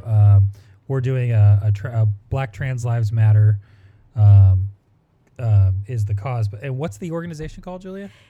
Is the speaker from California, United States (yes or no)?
yes; Orange County, California, United States; growing up in Orange County, uh, we were tight with everybody from No Doubt